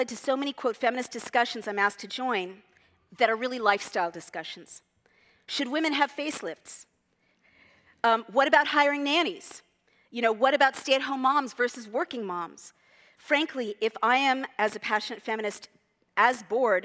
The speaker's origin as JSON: {"language": "English", "region": "California", "country": "United States", "said": "I'm from California"}